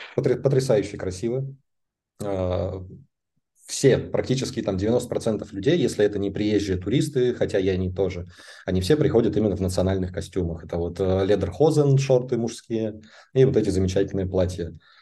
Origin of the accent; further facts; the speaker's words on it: Kostroma, Kostroma Oblast, Russia; also born or lived in Moscow, Russia; now in Munich, Germany; как мы росли и жили в Костроме, и как я потом жил в Москве, и как я живу здесь